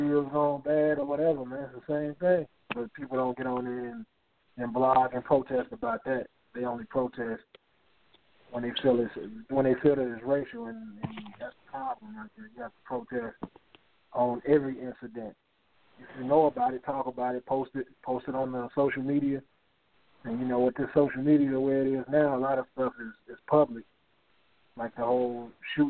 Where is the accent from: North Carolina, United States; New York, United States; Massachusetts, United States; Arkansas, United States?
North Carolina, United States; I'm from North Carolina